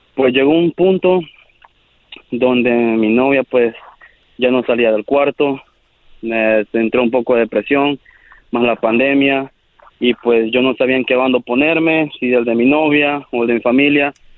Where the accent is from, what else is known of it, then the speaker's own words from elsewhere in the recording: El Salvador; yo soy del Salvador.